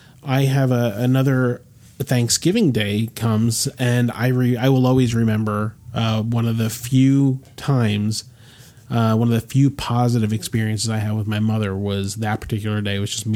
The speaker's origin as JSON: {"language": "English", "town": "Rahway", "region": "New Jersey", "country": "United States", "tie": "born or raised there", "said": "We had a theater in Rahway, which is the town I was born in."}